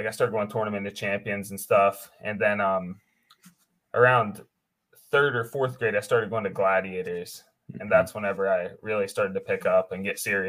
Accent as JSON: {"language": "English", "town": "Oakland", "region": "West Virginia", "country": "United States", "tie": "born or raised there", "said": "So Oakland is good because not only were they a really popular program in West Virginia for a lot of years"}